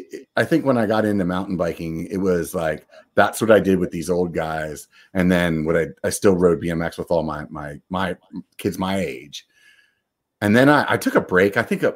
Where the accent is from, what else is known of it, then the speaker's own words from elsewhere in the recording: Northeast, United States; now in California, United States; growing up in the Northeast, it must be something, because that's exactly how I felt about moving to California.